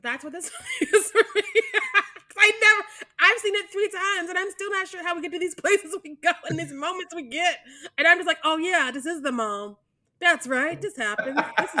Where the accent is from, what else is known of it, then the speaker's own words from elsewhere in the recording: Missouri, United States; I am from Missouri, which is why I can't say words.